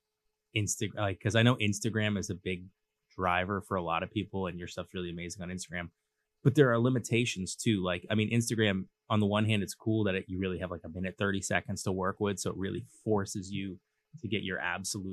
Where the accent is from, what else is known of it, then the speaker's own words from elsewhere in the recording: Cambridge, Massachusetts, United States; also born or lived in Southborough; I'm a city kid. I grew up in Cambridge